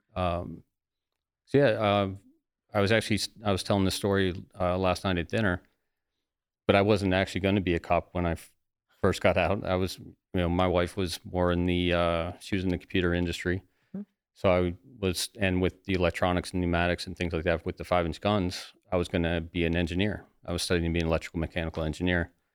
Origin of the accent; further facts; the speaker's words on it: Ohio, United States; also born or lived in Florida; now in New Jersey, United States; born and raised in Ohio